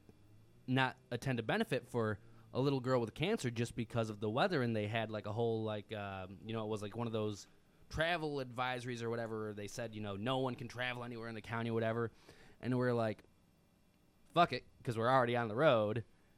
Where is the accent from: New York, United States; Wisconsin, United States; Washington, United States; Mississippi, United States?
New York, United States; Rome; I'm from Rome. I've lived most of my life in Rome.